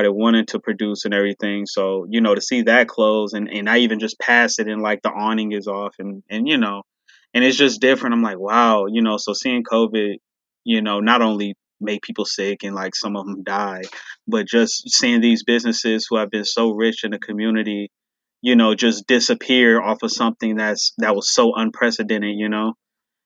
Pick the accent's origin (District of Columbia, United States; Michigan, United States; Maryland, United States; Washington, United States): Michigan, United States; Detroit; I am from Detroit